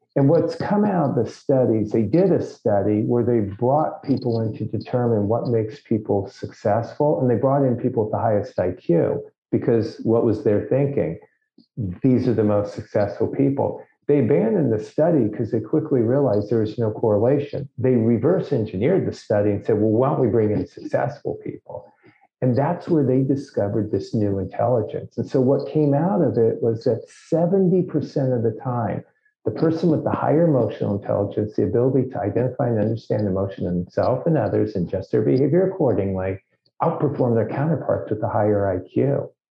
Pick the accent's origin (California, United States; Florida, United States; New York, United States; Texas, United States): California, United States; Los Angeles; I grew up in Los Angeles.